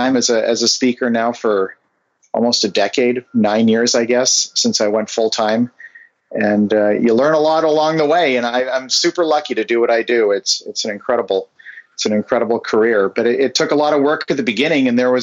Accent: Vancouver, British Columbia, Canada; now in Bay Area, United States; I grew up in Vancouver, Canada

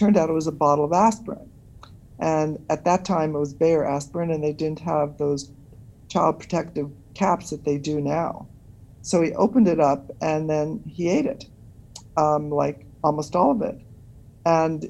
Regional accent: New York City, New York, United States; I was born in New York City

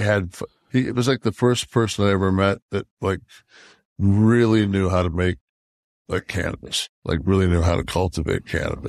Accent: Detroit, Michigan, United States; So this is the this past weekend, I went up to Detroit.

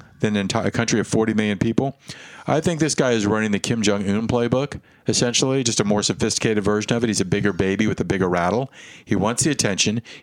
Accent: United States

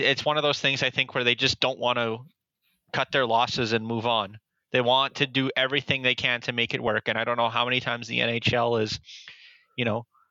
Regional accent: Canada; a Canadian hockey fan living in Canada

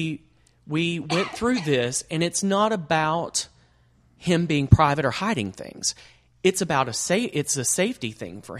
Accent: Texas, United States; moved away; I'm from Texas

